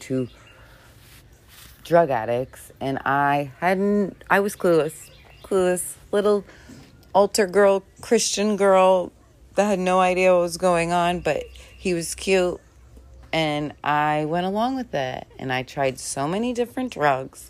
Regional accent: Hilton Head Island, South Carolina, United States; I grew up on Hilton Head Island.

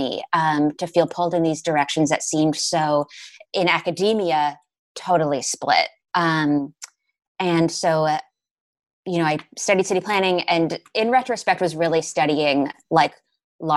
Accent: Newton, Massachusetts, United States; born and raised in Newton, Massachusetts

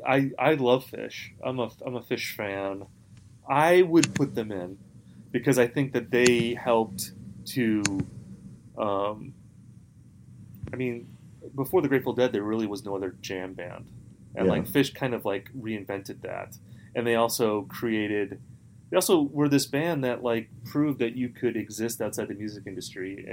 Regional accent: Midwest, United States; I'm from the Midwest

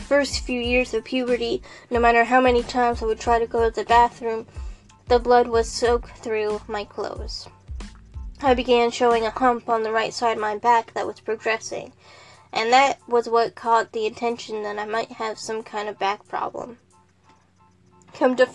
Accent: Texas, United States; I grew up in Texas

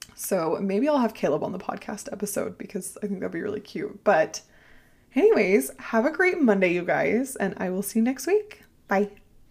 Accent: Ohio, United States; I am from Ohio

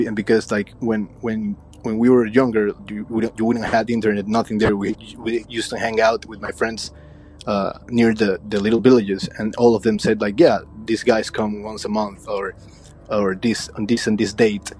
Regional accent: Ecuador; I'm from Ecuador in South America.

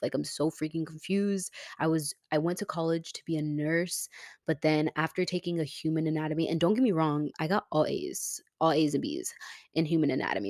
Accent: Tampa, Florida, United States; moved away as an adult; now in Houston, United States; my hometown is Tampa

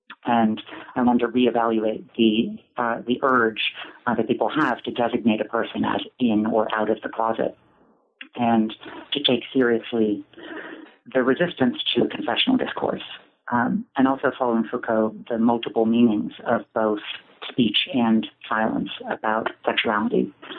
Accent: Boston, Massachusetts, United States; born there; And so I was born in Boston.

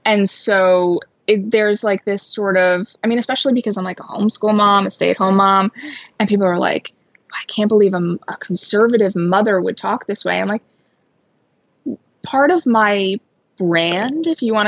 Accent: Long Island, New York, United States; I grew up on Long Island

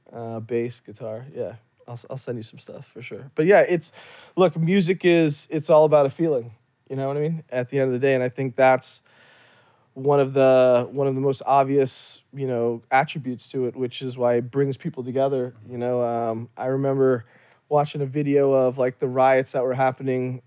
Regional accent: Louisiana, United States; also born or lived in Kashmir, India; I grew up in Louisiana

